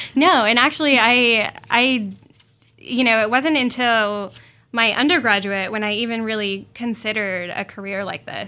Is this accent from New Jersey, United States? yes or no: no; northern Indiana, United States; I'm originally from Indiana, northern Indiana